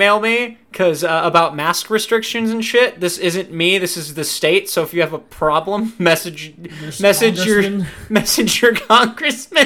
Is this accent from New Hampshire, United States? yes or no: no; Iowa, United States; we're from Iowa.